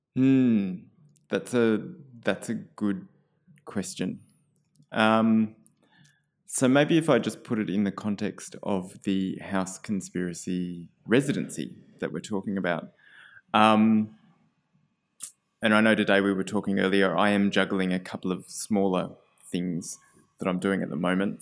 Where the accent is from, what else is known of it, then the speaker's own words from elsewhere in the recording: Canberra, Australian Capital Territory, Australia; so I grew up in Canberra.